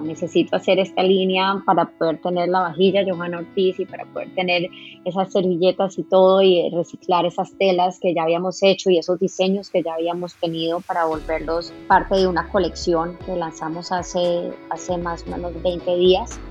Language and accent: Spanish; Colombia; somos colombianos